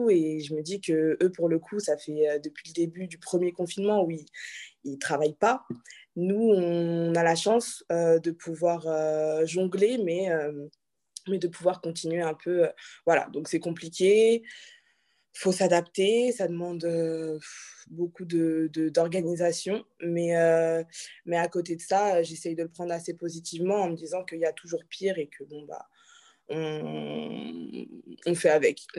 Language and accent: French; Benin; tu veux être présidente euh, du Bénin, parce que du coup je suis béninoise.